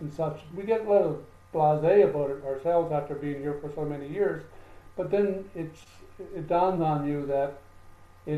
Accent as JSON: {"language": "English", "country": "Canada", "moved": "yes", "lives_now": "Costa Rica", "said": "being a Canadian"}